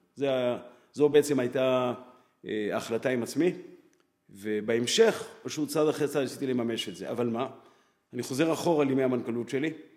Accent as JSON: {"language": "Hebrew", "town": "Jerusalem", "region": "Jerusalem District", "country": "Israel", "tie": "born or raised there", "said": "אח שלי ואני גדלנו בירושלים"}